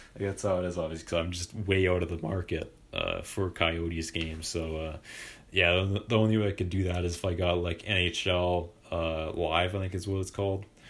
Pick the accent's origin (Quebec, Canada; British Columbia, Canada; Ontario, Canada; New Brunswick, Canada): British Columbia, Canada; Vancouver; I'm from Vancouver.